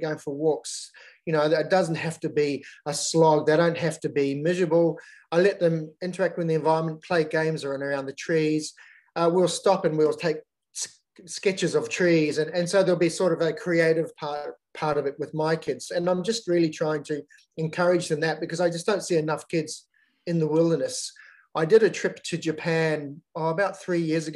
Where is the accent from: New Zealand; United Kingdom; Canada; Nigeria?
New Zealand; moved away as an adult; now in Australia; Growing up in New Zealand, there's such a big outdoors culture